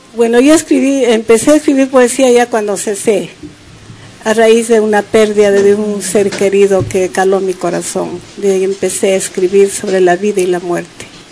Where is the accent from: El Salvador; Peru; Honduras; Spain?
Peru; Huancayo, Junín; Yo soy de Huancayo